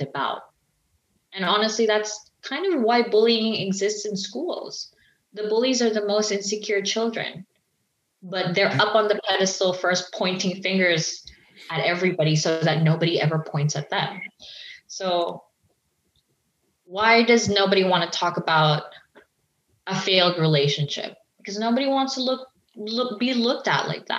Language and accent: English; Philippines; the Filipino community, which I'm Filipino, is that we grew up hearing this word